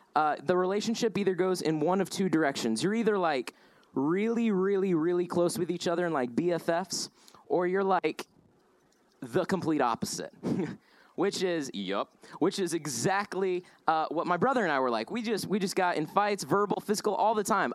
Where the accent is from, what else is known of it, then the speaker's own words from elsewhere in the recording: Indiana, United States; also born or lived in Denver, Colorado; lived out west, uh, moved to Indiana